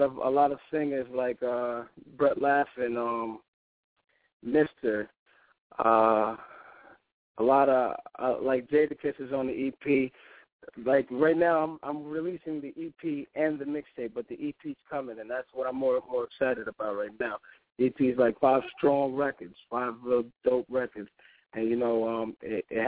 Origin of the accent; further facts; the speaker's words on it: New York, United States; growing up as a New Yorker, listening to Hot 97